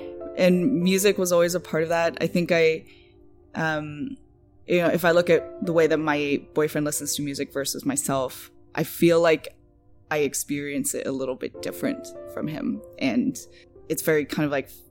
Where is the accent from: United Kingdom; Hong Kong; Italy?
Hong Kong; moved away as an adult; also born or lived in Massachusetts / Ottawa / Shanghai; now in Toronto, Canada; I was born in Massachusetts, but I grew up in Hong Kong, mostly from 5 to 18